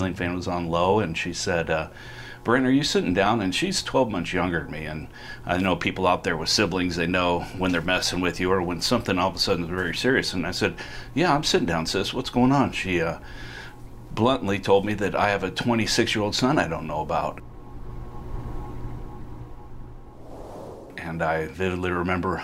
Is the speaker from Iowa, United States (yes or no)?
yes; Council Bluffs, Iowa, United States; I was born in Council Bluffs, Iowa, raised good Midwestern values